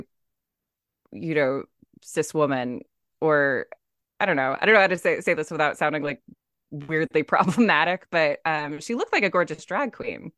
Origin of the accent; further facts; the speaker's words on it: San Diego, California, United States; I grew up in San Diego